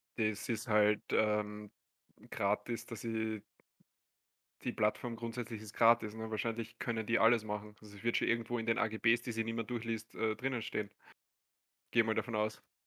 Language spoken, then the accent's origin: German; Austria; So sind wir Österreicher, so bin ich